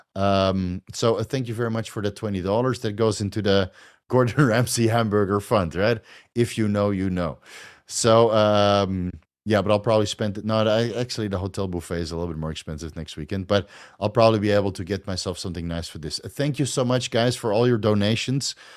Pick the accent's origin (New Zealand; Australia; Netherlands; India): Netherlands; accent: Dutch; moved away as an adult; now in Thailand; I'm Dutch. I'm from Holland, dude. Yeah. I'm from Holland. That's, that's a Dutch accent